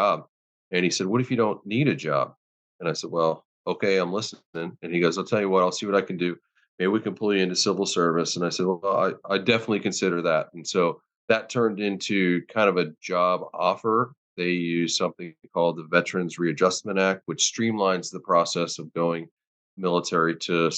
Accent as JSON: {"language": "English", "town": "Pittsburgh", "region": "Pennsylvania", "country": "United States", "moved": "as an adult", "said": "I'm from Pittsburgh originally"}